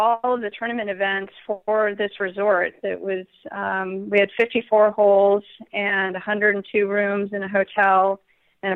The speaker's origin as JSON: {"language": "English", "town": "San Diego", "region": "California", "country": "United States", "tie": "born or raised there", "also_born_or_lived": "Los Angeles", "said": "I am born and raised in San Diego, California"}